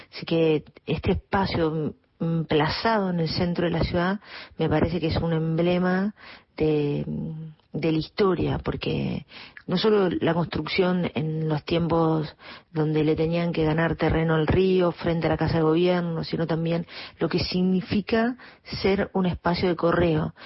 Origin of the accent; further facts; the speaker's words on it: San Luis, Argentina; also born or lived in Córdoba / Spain / Cuba; now in Buenos Aires, Argentina; ¿de dónde soy? De San Luis, yo soy de San Luis